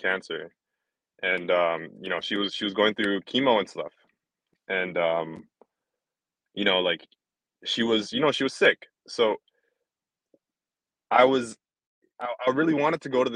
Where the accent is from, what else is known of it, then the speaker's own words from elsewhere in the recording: Canada; I was born here in Canada